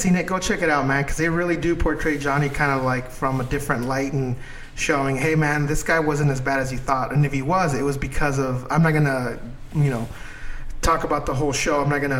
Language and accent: English; Mexico; English is a second language; now in United States; I came from, obviously, Mexico. So when I came here, I believed all that Hollywood bullshit, you know. Everything they told me, I was like, yeah, this is the way it's supposed to be. I learned English from watching fucking Chips and Bonanza